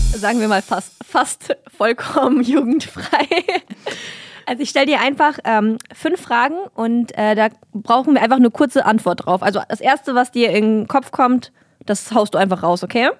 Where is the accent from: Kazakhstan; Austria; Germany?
Kazakhstan; moved away; Ich bin in Kasachstan groß geworden